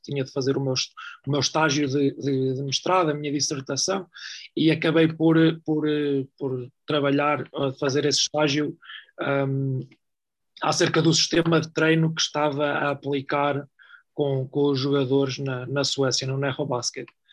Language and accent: Portuguese; Oliveira do Hospital, Centro, Portugal; moved away; also born or lived in Sweden; minha cidade natal, que é a Oliveira do Hospital